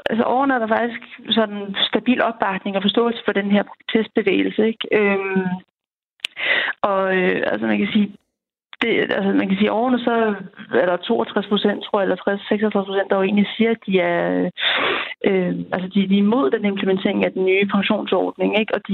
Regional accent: Denmark; vi er mange danskere

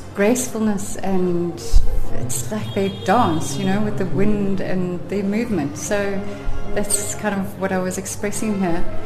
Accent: Cape Town, Western Cape, South Africa; moved away as an adult; now in Little Karoo, South Africa; I'm originally from Cape Town, but we've lived in the Little Karoo on Gamke Berg Natuurreservaat for the last 25 years.

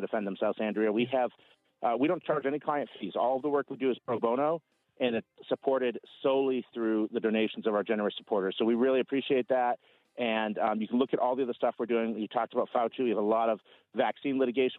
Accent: New England, United States; now in Idaho, United States; I'm originally from New England. Our company's based out in Idaho now, so that's where I am, but I'm originally from New England.

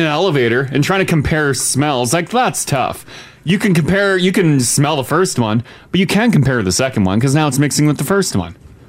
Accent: Winnipeg, Manitoba, Canada; born or raised there

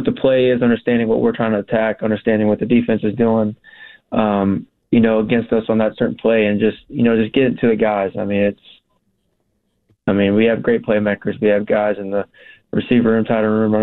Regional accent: Texas, United States; We're both from Texas

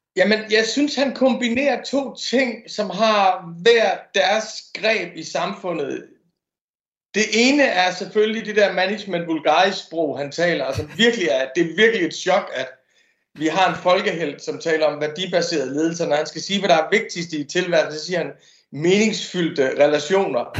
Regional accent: Denmark; som dansker

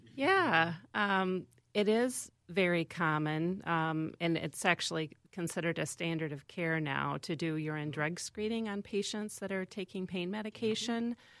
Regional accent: Van Horne, Iowa, United States; moved away; I grew up in a small town in Iowa, uh, Van Horn, Iowa

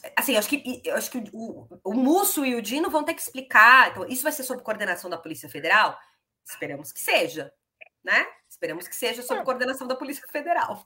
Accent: São Paulo, Brazil; como paulista que sou

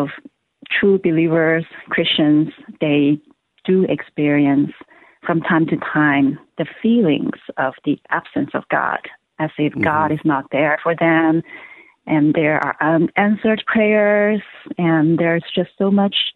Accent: Hong Kong; moved away as an adult; now in Los Angeles, United States; I'm originally from China, Hong Kong, and I came to the U.S. for college

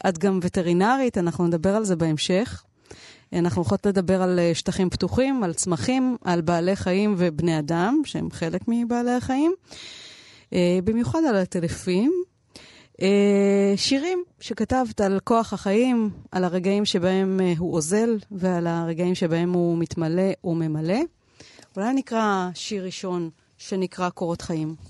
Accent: Tel Aviv, Tel Aviv District, Israel; אצלנו בתל אביב

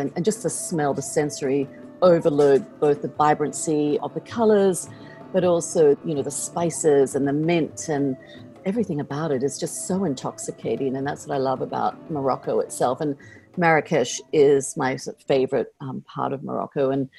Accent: Australia; now in United States; I mean, as an Australian, I'm used to very long trips.

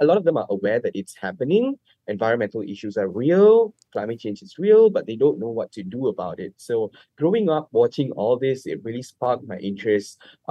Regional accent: Labuan, Malaysia; I grew up in Labuan

